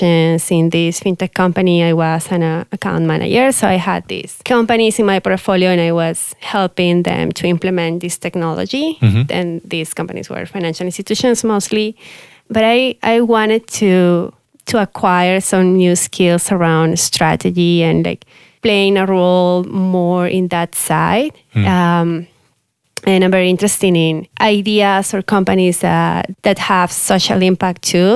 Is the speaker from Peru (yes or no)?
yes; Piura, Peru; moved away; also born or lived in Lima, Peru; I'm from Peru. And so the city is called Piura